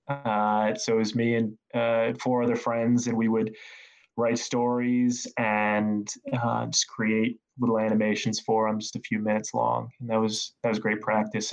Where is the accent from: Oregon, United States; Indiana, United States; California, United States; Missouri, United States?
Indiana, United States; Northeast; moved away; I was born in Indiana and I moved around a little bit growing up. Uh, but for the most part, I was raised in Northeast Indiana in a more rural area.